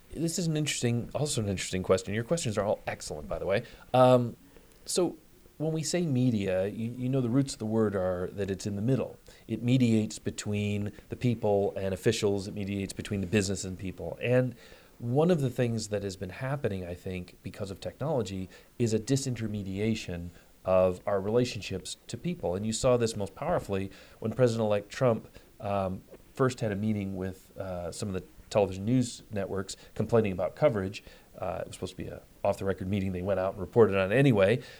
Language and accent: English; Detroit, Michigan, United States; I'm, I'm from Detroit. I'm a Midwesterner